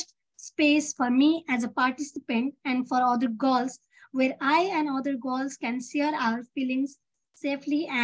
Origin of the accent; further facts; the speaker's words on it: Nepal; from Nepal